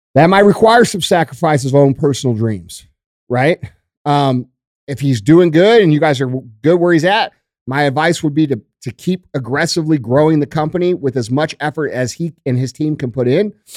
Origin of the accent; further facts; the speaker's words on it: United States; I am the American fucking dream